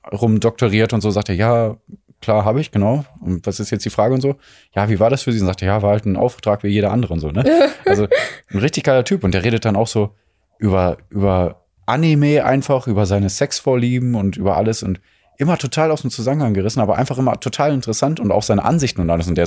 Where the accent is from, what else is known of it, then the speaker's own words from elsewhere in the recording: Mülheim an der Ruhr, North Rhine-Westphalia, Germany; also born or lived in Duisburg; im Ruhrpott groß geworden